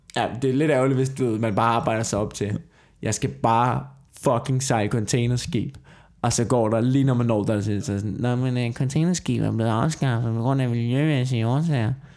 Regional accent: Copenhagen, Capital Region of Denmark, Denmark; da jeg voksede op på Amager

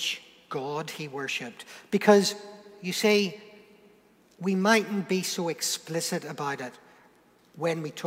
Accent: Northern Ireland, United Kingdom; moved away as an adult; now in Portsmouth, United Kingdom; I'm British. I'm not English. Okay, I'm from Northern Ireland

